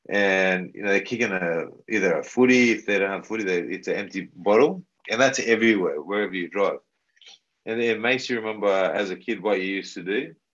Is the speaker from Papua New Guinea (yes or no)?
yes; Papua New Guinea; in terms of representing the, the PNG and uh, putting the jersey on in my hometown